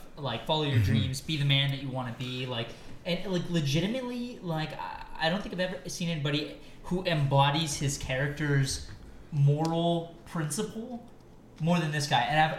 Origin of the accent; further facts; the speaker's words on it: Detroit, Michigan, United States; I'm from Detroit.